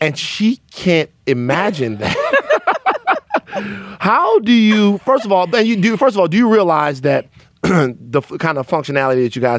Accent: Southern Louisiana, United States; born or raised there

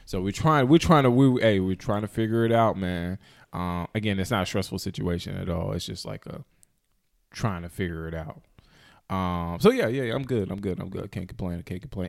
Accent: High Point, North Carolina, United States; I am from High Point, the High Point, Greensboro area

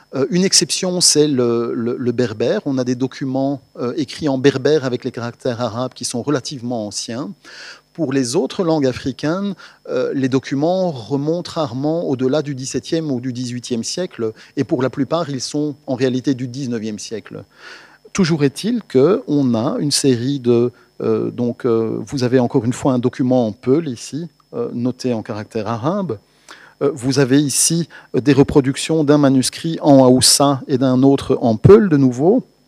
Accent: Belgium; en tant que Belges

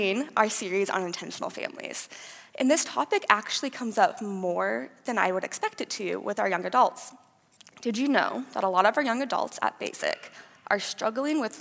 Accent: Fort Dodge, Iowa, United States; moved away as an adult; now in Cedar Falls, United States; I am originally from Fort Dodge, Iowa. I grew up there with my mom and dad

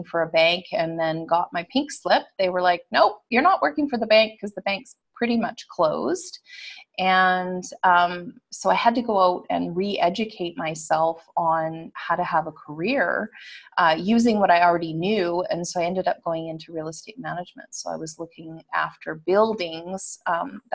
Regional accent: Western Canada, Canada; I am Canadian. I'm from Western Canada.

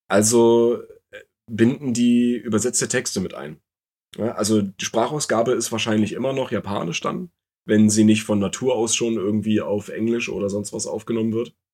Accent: East Germany, Germany; im Osten tatsächlich groß geworden.

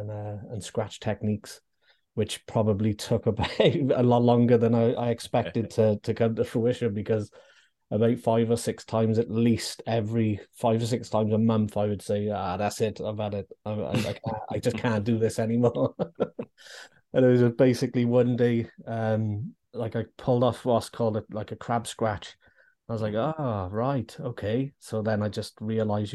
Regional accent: Newport, Wales, United Kingdom; I'm from Newport.

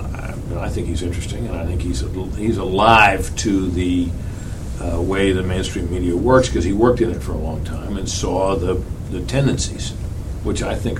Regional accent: the East, East Coast, United States; I grew up in the East, went to Eastern schools

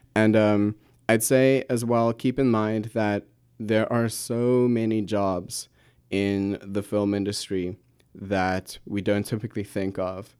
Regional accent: Pretoria, Gauteng, South Africa; moved away; I come from Pretoria, South Africa. Lovely city, um, my wonderful home

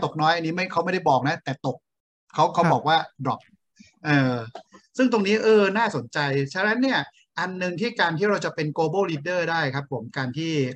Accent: Thailand; เราเนี่ยมีมีเชื้อสายจีนนะคนไทย

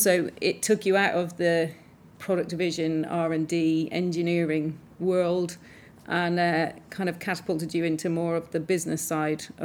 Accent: Ireland; I grew up in Ireland and went to an all-girls convent school

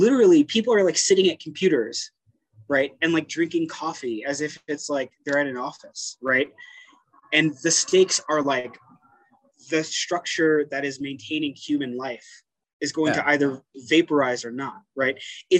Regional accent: Brooklyn, New York, United States; born there; so I was born in East New York, Brooklyn, mm-hmm. Which is like one of the, in the 90s, it was like one of the poorest and most dangerous parts of Brooklyn. Moved around a lot as a kid

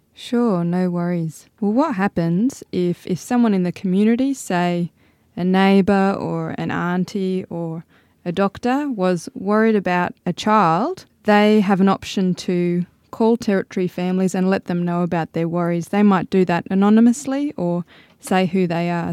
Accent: Sydney, New South Wales, Australia; moved away as an adult; now in Tennant Creek, Australia; I'm originally from Sydney.

